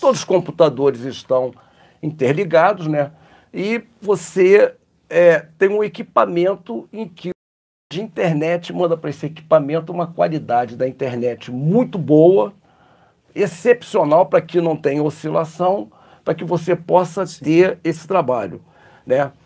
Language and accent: Portuguese; Rio de Janeiro, Brazil; moved away as an adult; now in Muriaé, Brazil; Sou carioca